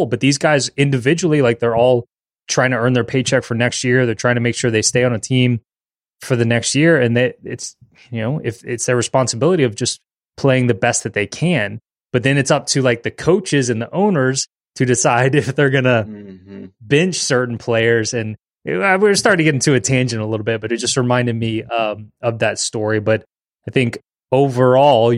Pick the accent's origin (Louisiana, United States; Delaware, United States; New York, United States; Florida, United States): Louisiana, United States; New Orleans; born and raised in New Orleans